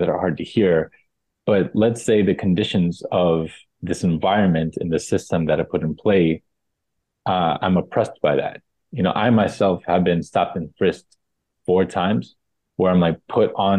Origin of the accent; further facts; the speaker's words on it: New York City, New York, United States; also born or lived in Texas; My mom and my sisters and I came to New York kind of to run away from my dad